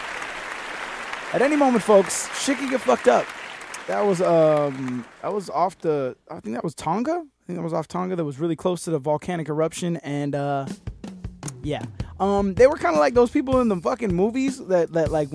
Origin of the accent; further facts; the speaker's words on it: Miami, Florida, United States; I'm from Miami